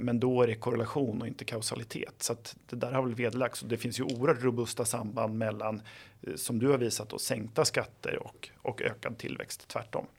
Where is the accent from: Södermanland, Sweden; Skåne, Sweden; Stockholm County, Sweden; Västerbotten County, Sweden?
Södermanland, Sweden; Flen; jag är ju själv från Flen i Sörmland